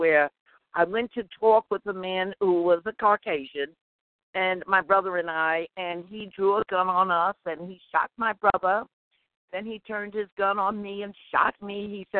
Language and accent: English; New York City, New York, United States; Well, I was born in Harlem, and I'm a black woman.